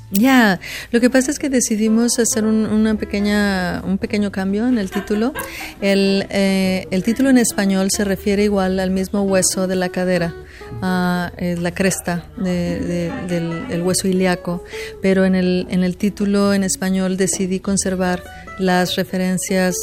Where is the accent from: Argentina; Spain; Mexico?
Mexico; now in Houston, United States; soy escritora mexicana que vive en Estados Unidos